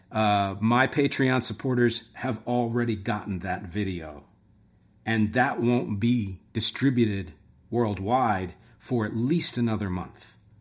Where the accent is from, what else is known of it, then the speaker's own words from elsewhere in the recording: Philadelphia, Pennsylvania, United States; moved away; I'm from Philly originally